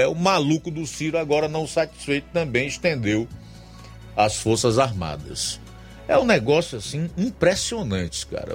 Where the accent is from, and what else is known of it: Brazil